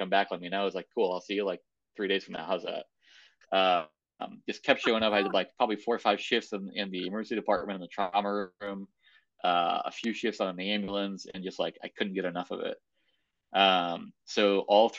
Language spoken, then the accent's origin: English; right outside of Hartford, Connecticut, United States; moved away; also born or lived in Boston; I was born and raised in New England in Connecticut, right outside of Hartford. Yep. Good old New England boy.